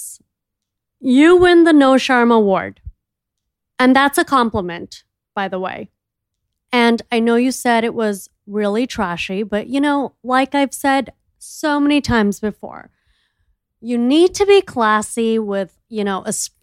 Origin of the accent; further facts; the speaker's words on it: Miami, Florida, United States; I'm from Miami